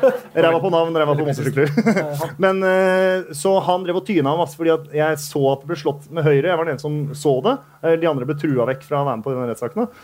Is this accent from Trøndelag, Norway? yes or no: no; Bærum, Akershus, Norway; jeg er fra Bærum